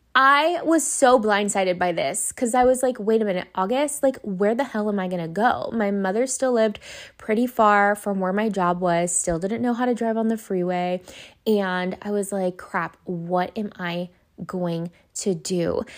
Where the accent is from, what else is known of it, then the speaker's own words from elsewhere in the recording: Los Angeles, California, United States; I went to five different elementary schools 'cause I moved back from East L A to the Valley multiple times as a kid until we finally settled down in, um, Canoga Park